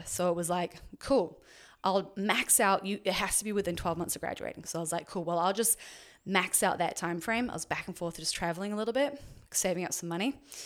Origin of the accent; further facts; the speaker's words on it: Auckland, New Zealand; moved away as an adult; also born or lived in Dunedin, New Zealand / Orange County, United States; So I was born in New Zealand, um, lived there until I was seventeen, and then, uh, or sorry, lived in Auckland until I was seventeen